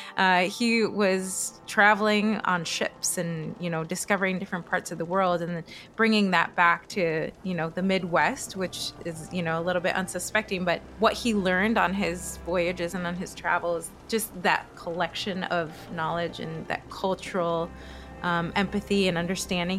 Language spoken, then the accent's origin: English; Chile; also born or lived in Florida, United States / Pennsylvania, United States; now in Minnesota, United States; I was born in Chile, in South America